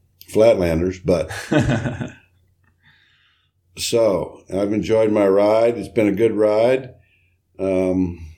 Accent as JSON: {"language": "English", "town": "Corpus Christi", "region": "Texas", "country": "United States", "tie": "born or raised there", "also_born_or_lived": "Austin, Texas / Seattle, Washington / Ketchikan, Alaska / Juneau, Alaska", "moved": "as an adult", "lives_now": "Poulsbo, United States", "said": "I grew up in Texas, 25 years in Texas, and then moved here in 75"}